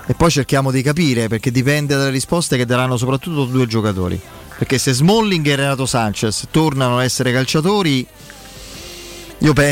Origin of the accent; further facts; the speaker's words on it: Campania, Italy; no, beh, dai, sono una campana.